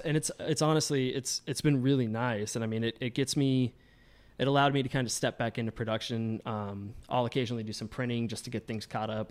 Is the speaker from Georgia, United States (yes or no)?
yes; Georgia, United States; now in Chicago, United States; I'm not originally from Chicago. Um, I'm from Georgia, and that's kinda where I got my, my footing in the industry. Um, I grew up doing it